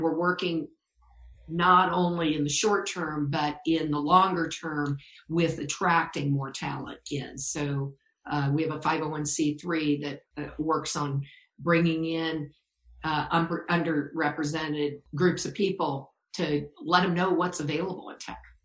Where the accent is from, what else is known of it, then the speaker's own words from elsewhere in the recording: Orlando, Florida, United States; I grew up in Orlando and uh, went to school at University of Florida